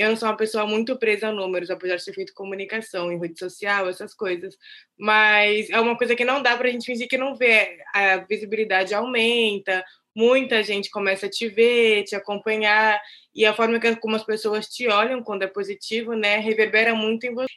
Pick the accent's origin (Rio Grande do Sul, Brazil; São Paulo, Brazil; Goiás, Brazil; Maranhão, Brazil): São Paulo, Brazil; Santos; sou nascida e criada em Santos